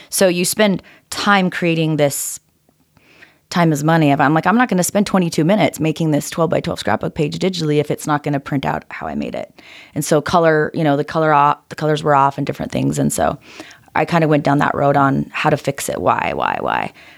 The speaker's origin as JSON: {"language": "English", "town": "Orem", "region": "Utah", "country": "United States", "tie": "born or raised there", "said": "Grew up right here in Orem, Utah."}